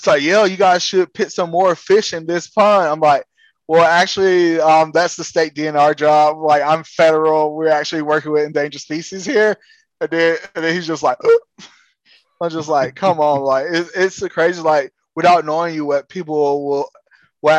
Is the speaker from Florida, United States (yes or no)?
yes; South Florida, United States; I grew up in the South Florida